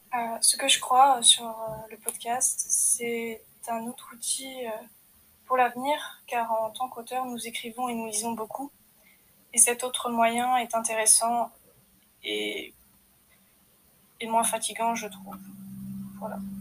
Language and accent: French; France; Je suis française, j'ai des origines bretonnes et alsaciennes